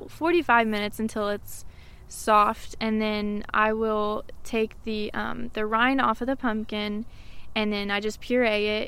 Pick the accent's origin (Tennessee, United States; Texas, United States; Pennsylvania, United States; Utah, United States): Tennessee, United States; Maryville; I was born and raised here in Merrillville